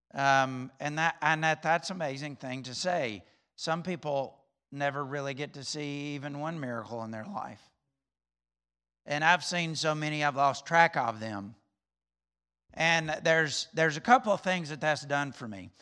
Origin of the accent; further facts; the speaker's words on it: Alabama, United States; moved away; I'm from Alabama